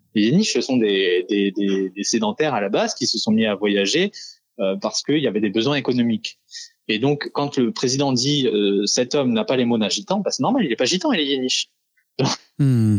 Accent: France; Nous sommes français

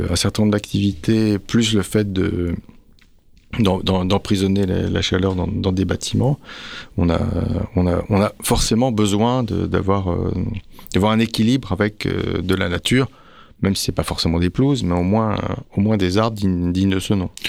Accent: France; pour revenir chez nous, en France

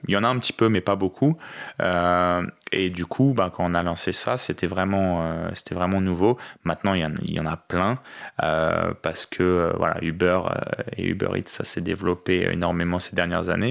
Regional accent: France; first language French; moved away as an adult; also born or lived in Paris; now in Australia; je suis français

